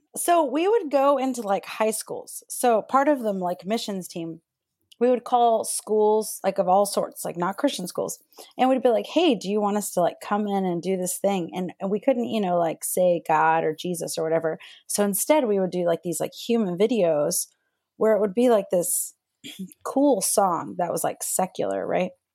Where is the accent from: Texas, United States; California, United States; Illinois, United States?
Texas, United States; northeast; So I'm born and raised in Texas. So and I lived in the Bible Belt, which was like northeast Texas.